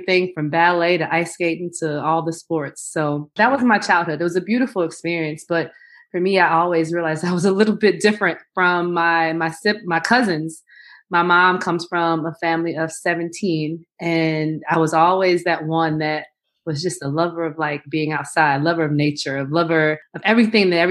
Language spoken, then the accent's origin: English; south suburbs of Chicago, Illinois, United States; moved away as an adult; also born or lived in Nashville, Tennessee; I never lived in Chicago until I was an adult, but I'm from the south suburbs outside of Chicago.